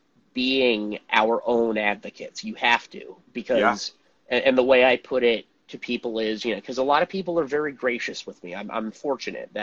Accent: Montclair, New Jersey, United States; where I grew up in New Jersey, which is a suburb called Montclair.

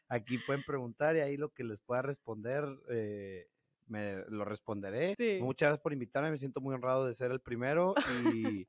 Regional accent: Piedras Negras, Coahuila, Mexico; accent: norteño; moved away as an adult; also born or lived in Monterrey; soy de Peraneras, Coahuila, eh, toda mi vida viví aquí, hasta que me fui a Monterrey a, estudiar

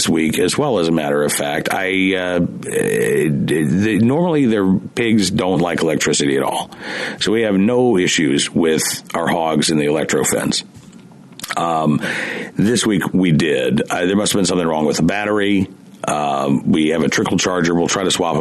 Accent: Oklahoma, United States; also born or lived in Central Virginia; now in Virginia, United States; I grew up in Oklahoma

